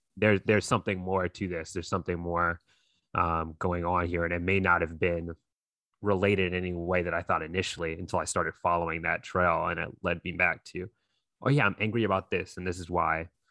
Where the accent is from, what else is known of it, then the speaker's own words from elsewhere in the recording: North Carolina, United States; I grew up out here in North Carolina